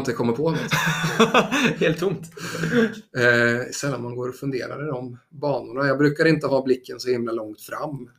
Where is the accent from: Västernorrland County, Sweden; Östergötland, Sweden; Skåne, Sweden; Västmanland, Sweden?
Östergötland, Sweden; Motala; moved away; also born or lived in Gothenburg; Jag kommer från Motala